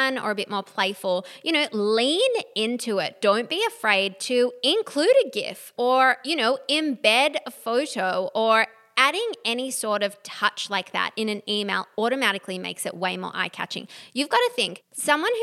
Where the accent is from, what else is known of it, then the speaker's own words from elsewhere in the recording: Australia; we are Australian